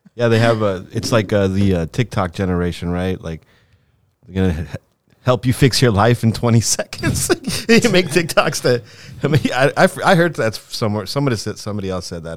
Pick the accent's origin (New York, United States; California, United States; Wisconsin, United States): California, United States; Los Angeles; also born or lived in Lima, Peru; I came here when I was really young.